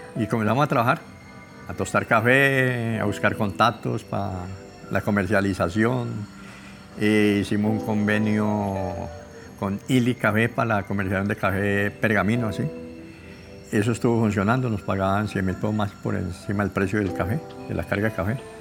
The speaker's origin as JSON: {"language": "Spanish", "town": "Buenos Aires", "region": "Valle del Cauca", "country": "Colombia", "tie": "born or raised there", "said": "Nací en Buenos Aires, Valle del Cauca"}